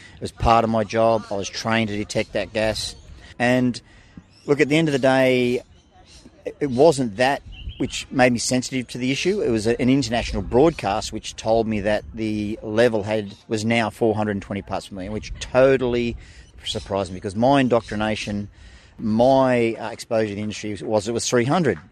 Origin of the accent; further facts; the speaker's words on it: Illawarra, New South Wales, Australia; I grew up in Illawarra, and as a kid, surfing on those beaches